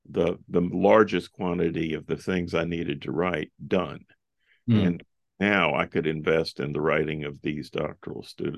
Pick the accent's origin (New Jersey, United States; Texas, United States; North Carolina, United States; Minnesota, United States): North Carolina, United States; Charlotte; I ran my hometown marathon in Charlotte, North Carolina.